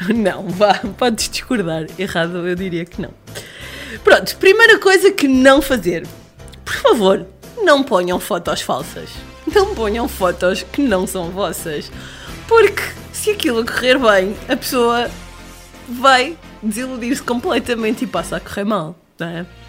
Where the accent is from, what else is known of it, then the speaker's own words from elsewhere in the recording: Lisbon, Portugal; sou lisboeta